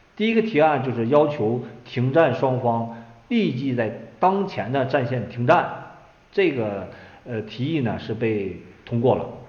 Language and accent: Chinese; Lengji Village, Inner Mongolia, China; 我是内蒙古人，家乡是就冷季村，是全国最冷的地方，冬天经常会达到四十度